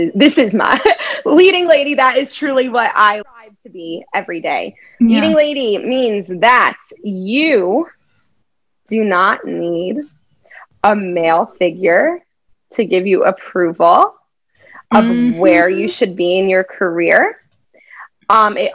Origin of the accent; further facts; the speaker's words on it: New Jersey, United States; now in New York City, United States; I'm from Jersey, the shore area.